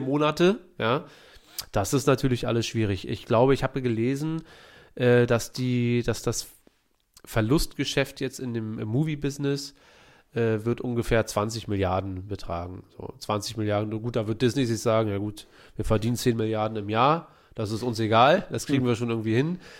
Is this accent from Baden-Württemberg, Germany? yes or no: no; Berlin, Germany; wir sind Berliner